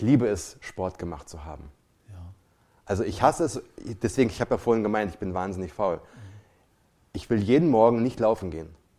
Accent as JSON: {"language": "German", "country": "Germany", "said": "bei uns in Deutschland"}